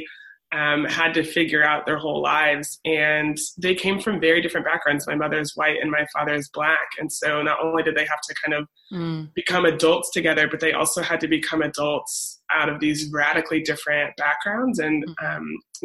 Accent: Cedar Rapids, Iowa, United States; moved away; I grew up in Cedar Rapids, Iowa

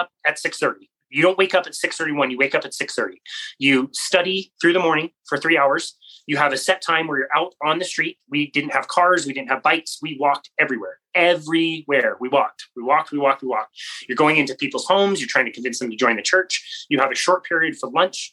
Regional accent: Utah, United States; a 19-year-old white kid from Utah

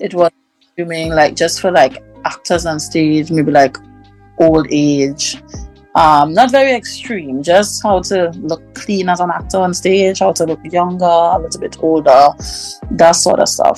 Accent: Tobago, Trinidad & Tobago; I'm from Tobago.

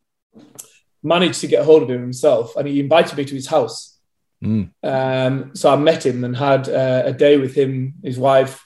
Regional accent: Leeds, Yorkshire and the Humber, United Kingdom; I was born, I was brought up in Leeds.

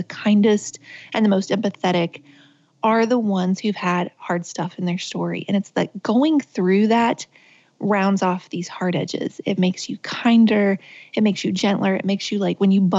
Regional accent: Richwood, West Virginia, United States; I was born and raised in West Virginia. I grew up on the top of a mountain called Fenwick Mountain that kind of fed into the town, which was called Richwood.

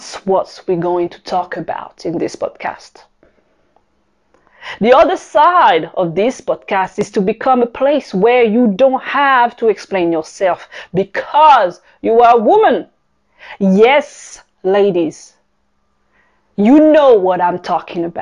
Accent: Paris, Île-de-France, France; accent: French; English is a second language; moved away as an adult; also born or lived in Caribbean / Tokyo / South Africa / Singapore; I am French. This is where my accent is coming from. I am born in the Caribbean, raised in Paris, France. By the age of 20, I left my country

